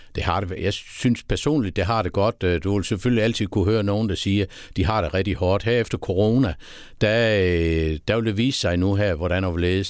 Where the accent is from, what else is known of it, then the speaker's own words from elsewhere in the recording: Haderslev, Southern Denmark, Denmark; also born or lived in Sønderborg / Tørsbøl / Esbjerg; Jeg er født i Sønderborg. Ja og har boet nede i øh, Tørsbøl i øh, det første år, og så flyttede vi til Haderslev, og så er jeg faktisk vokset op øh, i Haderslev